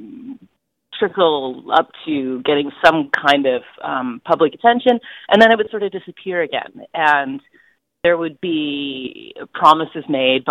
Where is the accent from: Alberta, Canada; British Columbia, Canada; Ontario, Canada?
British Columbia, Canada; Smithers; also born or lived in Haida Gwaii / Hazelton; moved to a little community called Hazelton when I was 3 or so, and then to a rural area outside of Smithers